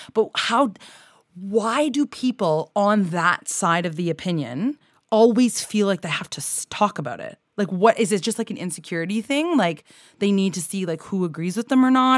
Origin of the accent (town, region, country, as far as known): Canada